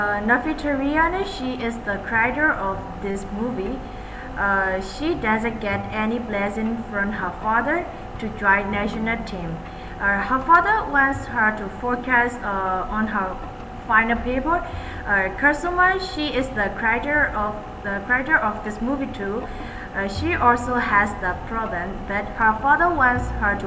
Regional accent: Myanmar; from Myanmar

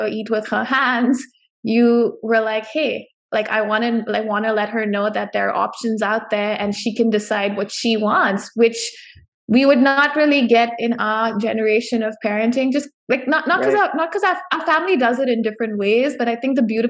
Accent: India; I was born and raised in India

